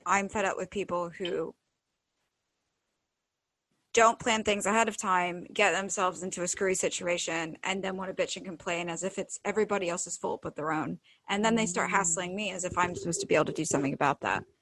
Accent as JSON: {"language": "English", "country": "United Kingdom", "moved": "yes", "lives_now": "United States", "said": "I'm British"}